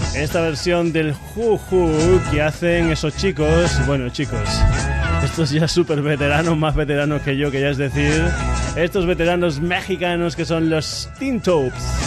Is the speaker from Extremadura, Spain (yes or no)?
yes; Extremadura, Spain; moved away; also born or lived in Granollers; mucha música de mi tierra, de Extremadura